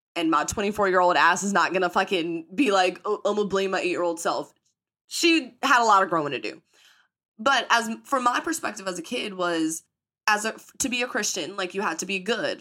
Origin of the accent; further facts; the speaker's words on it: the Bible Belt in the South, United States; accent: country; growing up in the Bible Belt in the South